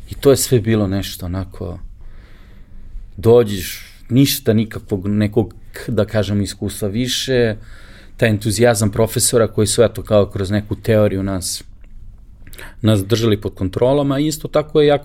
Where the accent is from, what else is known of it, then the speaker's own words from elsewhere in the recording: Belgrade, Serbia; ja sam maltene jedini iz Beograda